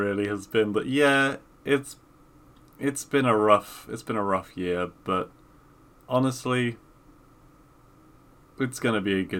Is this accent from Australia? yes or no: no; England, United Kingdom; I'm English